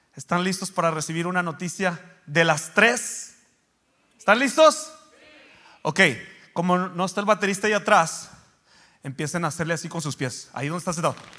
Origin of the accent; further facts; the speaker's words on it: Mexico; yo soy de México